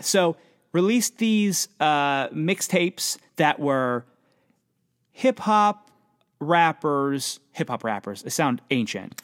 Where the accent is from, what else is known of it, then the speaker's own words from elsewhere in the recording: Pennsylvania, United States; I'm from Pennsylvania